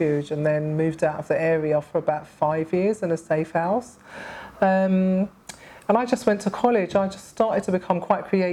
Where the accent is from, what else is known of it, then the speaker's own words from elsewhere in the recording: London, United Kingdom; I was born in Hackney, actually, in an estate that's no longer there, actually. It was called the Holly Street Estate